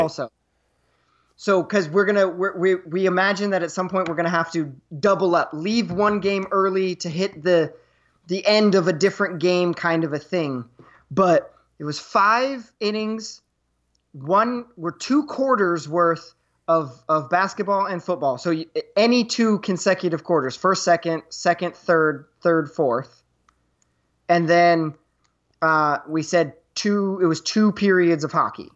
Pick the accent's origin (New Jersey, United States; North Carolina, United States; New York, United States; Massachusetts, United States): New York, United States; as a New Yorker